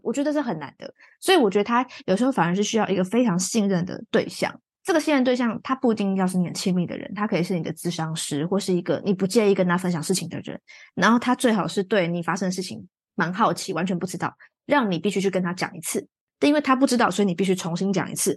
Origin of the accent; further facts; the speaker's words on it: Taichung, Taiwan; now in Taipei, Taiwan; 我是台中人嘛，所以我回台中我就发现，诶，这个东西真的没有那么严格